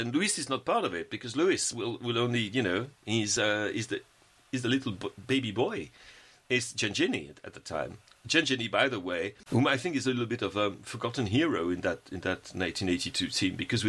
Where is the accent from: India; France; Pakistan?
France